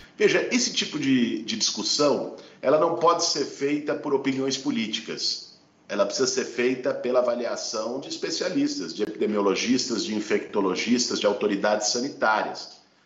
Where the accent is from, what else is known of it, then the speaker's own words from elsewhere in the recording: São Paulo, Brazil; Eu sou de São Paulo